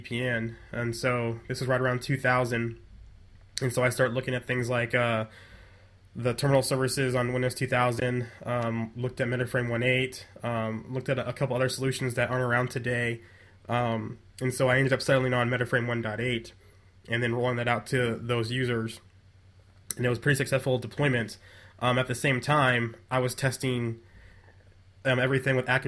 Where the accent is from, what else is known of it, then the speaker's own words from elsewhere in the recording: Nebraska, United States; growing up in Nebraska